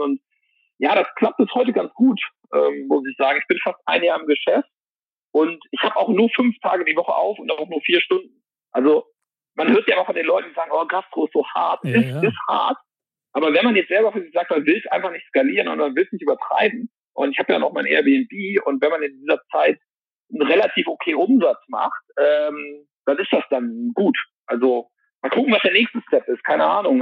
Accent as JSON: {"language": "German", "town": "Mönchengladbach", "region": "North Rhine-Westphalia", "country": "Germany", "tie": "born or raised there", "moved": "as an adult", "lives_now": "Malta", "said": "in meiner Heimat Mönchengladbach"}